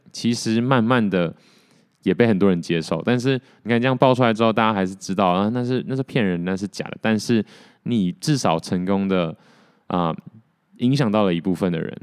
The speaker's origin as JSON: {"language": "Chinese", "country": "Taiwan", "tie": "born or raised there", "accent": "台味 (Taiwanese flavour)", "said": "跟我一样就是土生土长的台湾人"}